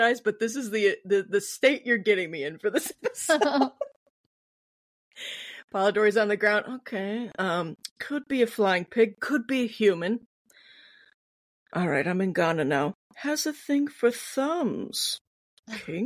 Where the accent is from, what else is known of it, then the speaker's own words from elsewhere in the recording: Midwest, United States; I'm from the Midwest. I already have a weird ass accent